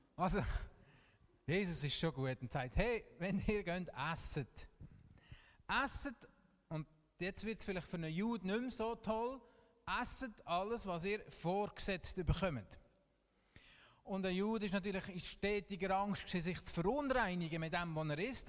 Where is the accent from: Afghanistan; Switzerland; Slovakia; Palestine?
Switzerland; wir dürfen ausnahmsweise auch als Schweizer stolz sein auf unsere Fußballmannschaft